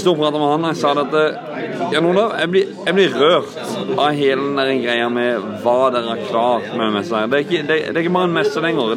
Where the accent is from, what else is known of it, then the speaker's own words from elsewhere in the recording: Northern Norway, Norway; Vi andre andre fra Nord-Norge